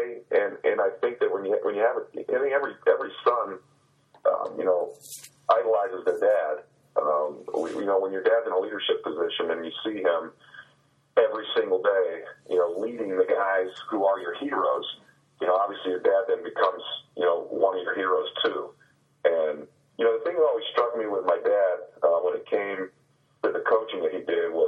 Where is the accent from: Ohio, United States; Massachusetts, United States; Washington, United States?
Ohio, United States; Cuyahoga Falls; I grew up in Cuyahoga Falls, Ohio